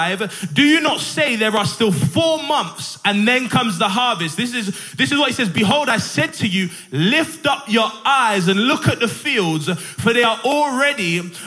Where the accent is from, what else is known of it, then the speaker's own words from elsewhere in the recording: Sheffield, Yorkshire and the Humber, United Kingdom; now in Barnsley, United Kingdom; I'm pastoring in Barnsley at the moment, but I'm from Sheffield